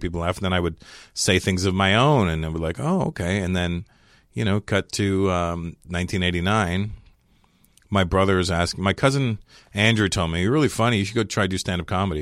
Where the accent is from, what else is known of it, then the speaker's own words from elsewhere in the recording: Canada; moved away as an adult; now in United States; I'm Canadian.